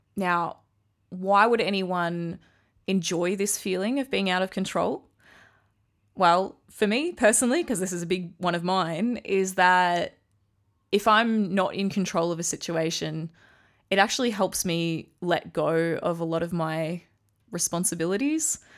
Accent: Australia; I'm Australian.

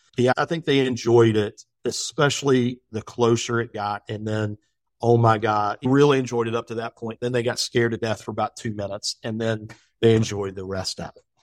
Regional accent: West Virginia, United States; now in Virginia, United States; me being from West Virginia. I wanted to make sure that people from Virginia knew that I was from West Virginia University

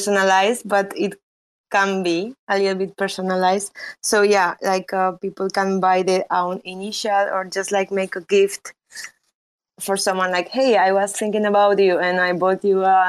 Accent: Spain; accent: Spanish; English is a second language; also born or lived in Romania; Originally, I'm from Romania, but I grew up in Spain. And I guess you can tell by my accent. It's very Spanish.

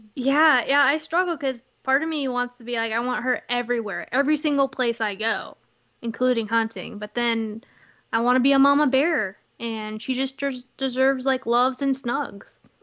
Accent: Texas, United States; moved away; I'm originally from Texas

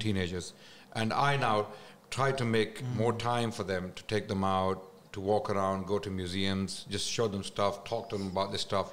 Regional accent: Islamabad, Islamabad Capital Territory, Pakistan; moved away; I was raised in mainly in Islamabad the capital

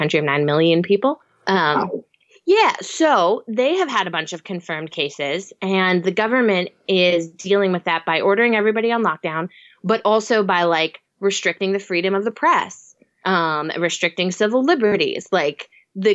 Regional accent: Reading, Pennsylvania, United States; also born or lived in Honduras; now in New York, United States; I grew up in Reading

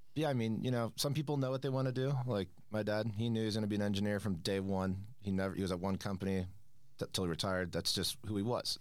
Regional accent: Manhattan Beach, California, United States; moved away as an adult; now in Denver, United States; I'm from Manhattan Beach, California, uh, just outside Los Angeles

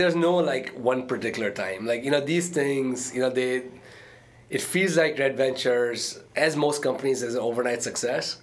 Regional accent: Dubai, United Arab Emirates; moved away as an adult; also born or lived in India / Arkansas, United States; now in United States; I was born in India, uh, okay. uh, but my parents lived in Dubai. Uh, and I grew up in Dubai

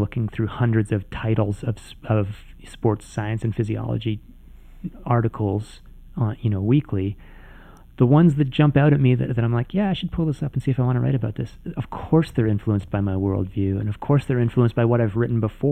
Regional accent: Canada; I'm from Canada

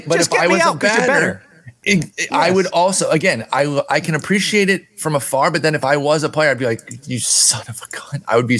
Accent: Detroit, Michigan, United States; Growing up in Detroit

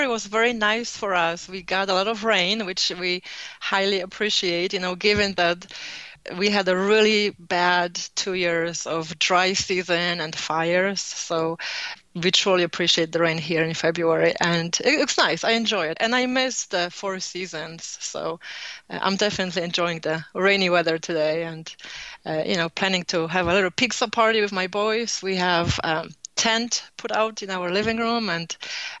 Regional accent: Poland; accent: Polish; moved away; I was born in Poland, so I have Polish accent

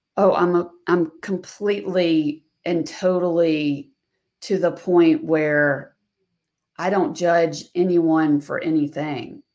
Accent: the South, United States; I'm a female from the South

